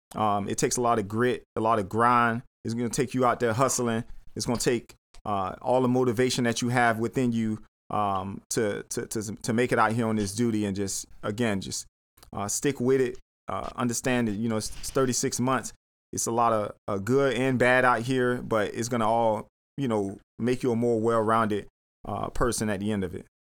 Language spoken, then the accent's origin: English; Miami, Florida, United States; moved away as an adult; now in Atlanta, United States; I'm from Miami. I'm from, like, you know, inner city Miami